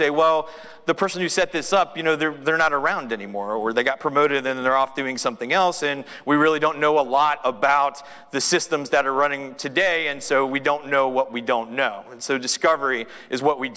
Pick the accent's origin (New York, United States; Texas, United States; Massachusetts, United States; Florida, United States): Texas, United States; Austin; I'm from Austin, Texas